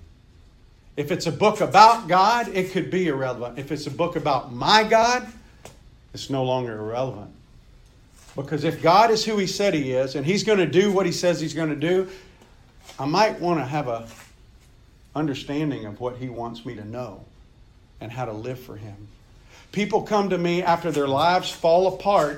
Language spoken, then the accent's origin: English; Meridian, Mississippi, United States; I grew up in Meridian, Mississippi, guys, in a rural area